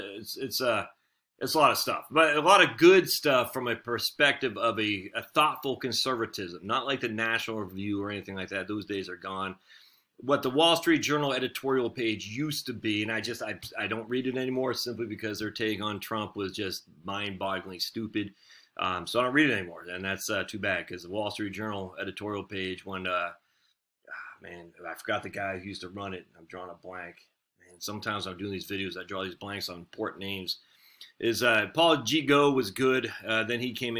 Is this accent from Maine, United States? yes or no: yes; Maine, United States; I'm from Maine